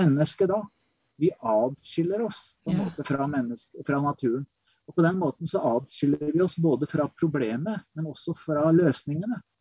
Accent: Kongsberg, Buskerud, Norway; moved away as an adult; also born or lived in Oregon, United States / Berkeley, California, United States; Jeg vokste opp på Kongsberg, eh, men dro som 18-åring til USA. Vært der i tolv år.

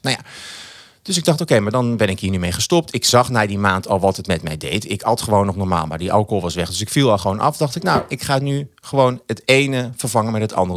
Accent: Achterhoek, Gelderland, Netherlands; ik kom uit de Achterhoek

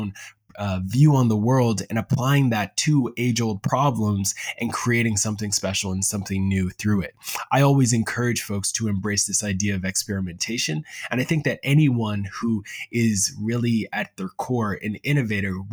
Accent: Preston, Nova Scotia, Canada; now in Halifax, Canada; I grew up in Preston, Nova Scotia, and now I currently live in Halifax.

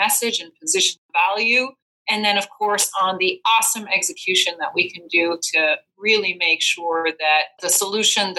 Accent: Belgium; moved away as an adult; now in United States; I'm originally from Belgium.

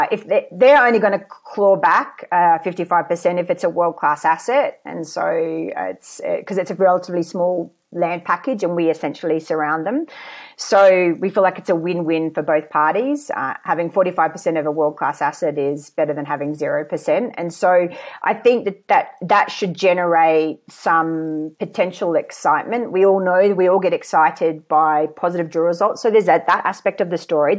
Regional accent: Queensland, Australia; moved away as an adult; I was born in Queensland

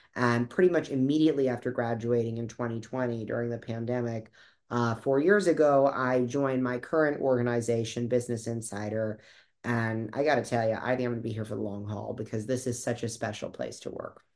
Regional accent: Boca Raton, Florida, United States; I'm originally from South Florida, uh, from Boca Raton. I was born there

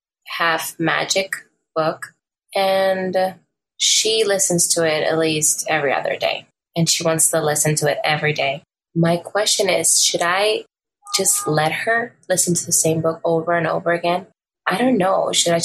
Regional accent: Dominican Republic; I am from Dominican Republic.

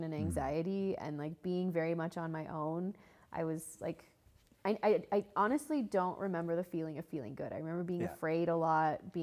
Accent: Calgary, Alberta, Canada; I grew up in Calgary, sweet little city

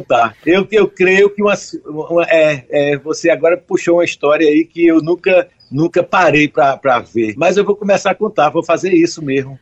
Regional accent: João Pessoa, Paraíba, Brazil; eu nasci em João Pessoa, porque estava faltando água em Campina Grande fazia cinco meses

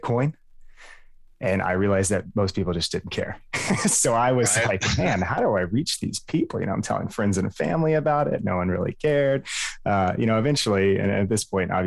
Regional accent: Dallas, Texas, United States; also born or lived in Lubbock, Texas; I was born in Lubbock, moved to Dallas, the suburbs, lived there pretty much my whole life

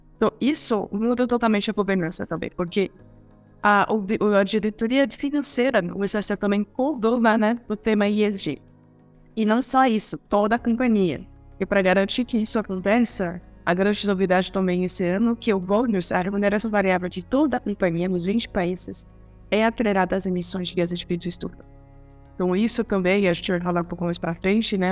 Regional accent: France; Portuguese is a second language; moved away as an adult; also born or lived in Chile / India; now in Brazil; eu sou francesa

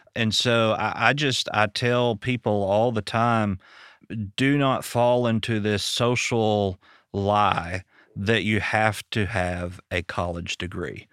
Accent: Arkansas, United States; now in Detroit, United States; I'm from Arkansas.

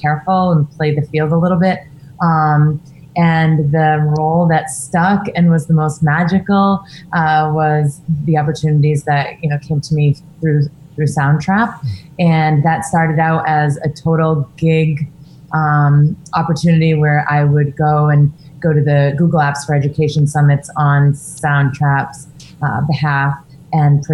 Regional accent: Maine, United States; I'm from Maine.

